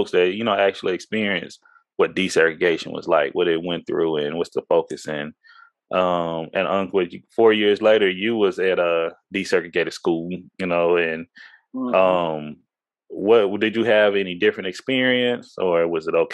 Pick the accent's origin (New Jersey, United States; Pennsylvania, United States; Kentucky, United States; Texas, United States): Texas, United States; we're from Texas